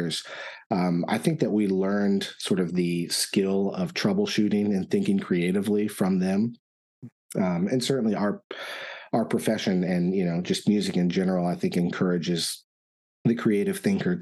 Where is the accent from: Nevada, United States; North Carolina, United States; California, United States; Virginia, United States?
Virginia, United States; Richmond; moved away as an adult; also born or lived in Florida; now in Austin, United States; we're originally from Richmond, and so I did my undergraduate work at Virginia Commonwealth University